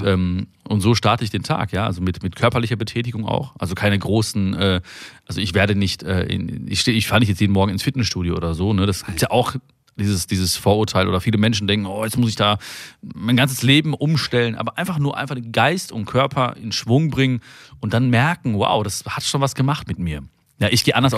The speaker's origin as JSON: {"language": "German", "country": "Germany", "also_born_or_lived": "India", "said": "ich bin ein, ein, ein Deutscher im Herzen und ich bin auch aber auch ein Inder im Herzen"}